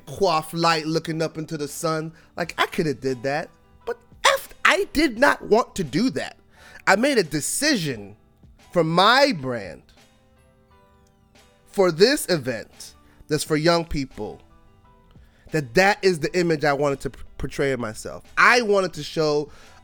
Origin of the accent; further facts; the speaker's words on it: New York City, New York, United States; I was born in Brooklyn in hip hop, and I was born to Trini and Cuban parents. I grew up poor